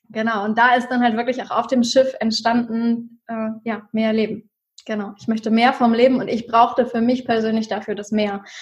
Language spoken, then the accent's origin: German; Germany; Ähm, ich komme ursprünglich aus der Nähe von Hamburg und habe in 2016 für mich beschlossen, es muss irgendwie mehr für mein Leben geben.